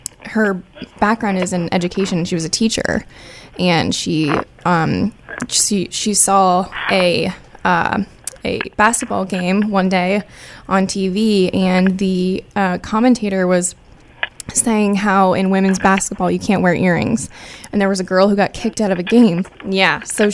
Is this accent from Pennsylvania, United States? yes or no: no; Northern Virginia, United States; moved away as an adult; also born or lived in Boulder, Colorado; now in Destin, United States; I am originally from Northern Virginia.